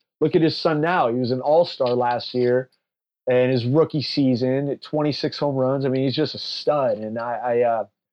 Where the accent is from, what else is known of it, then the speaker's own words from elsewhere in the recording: Palo Alto, California, United States; I'm from Palo Alto, California